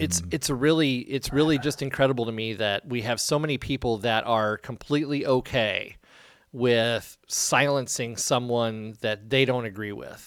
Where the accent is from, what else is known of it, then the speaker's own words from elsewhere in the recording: Iowa, United States; growing up in Iowa